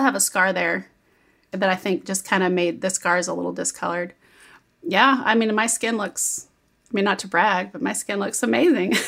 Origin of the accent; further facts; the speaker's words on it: Kansas City, Missouri, United States; When I was young in like grade school, I grew up in Kansas City